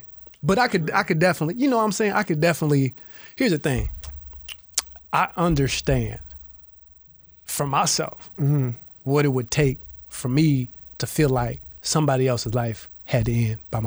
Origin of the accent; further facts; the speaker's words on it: Grand Rapids, Michigan, United States; I'm from Grand Rapids